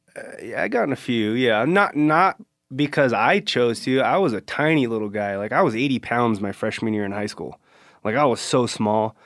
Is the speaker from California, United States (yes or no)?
yes; Central California, United States; I grew up here in Central California